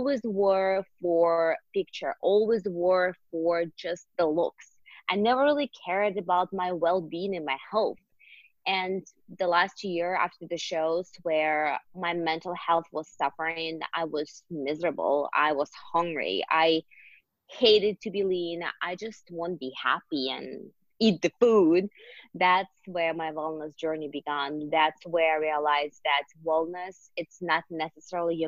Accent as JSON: {"language": "English", "region": "Siberia", "country": "Russia", "tie": "born or raised there", "second_language": "English", "moved": "as an adult", "said": "I am born and raised in Siberia, in Russia, actually. I moved here 7.5 years ago on my own"}